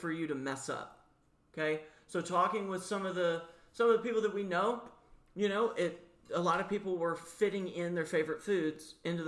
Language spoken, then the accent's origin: English; the South, United States; me as a Southerner I grew up around